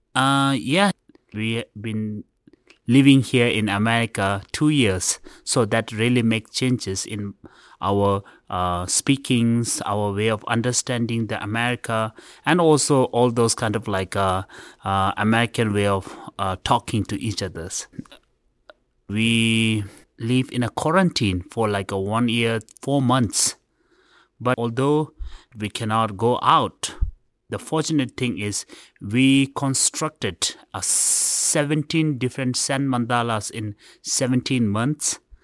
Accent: India; I was born in India

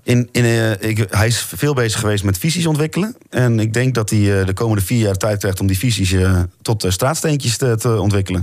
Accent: Overijssel, Netherlands; moved away; Ik kom ook uit Overijssel

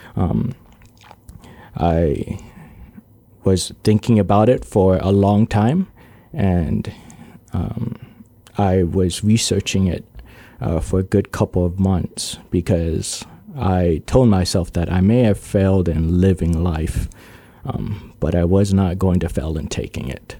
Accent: Guam; I was born on Guam, uh, lived there my entire life.

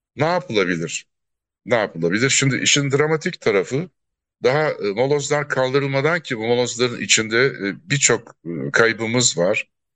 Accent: Antakya, Hatay, Turkey; ben depremi yaşadım. Antakyalıyım

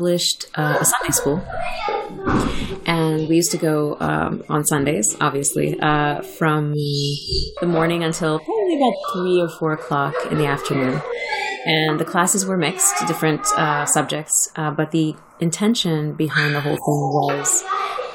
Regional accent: New Jersey, United States; I grew up in New Jersey

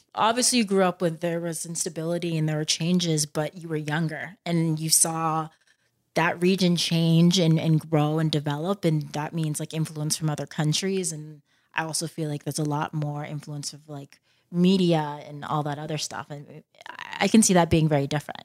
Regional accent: Plano, Texas, United States; moved away as an adult; also born or lived in Boston / Spain / Argentina / Ghana (parents); I'm from Dal-, I'm from Plano, and, um, parents are from Ghana

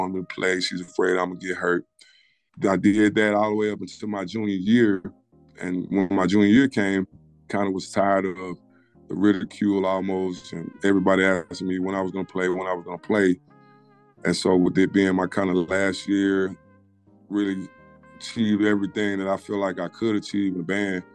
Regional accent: Mobile, Alabama, United States; I grew up in Mobile

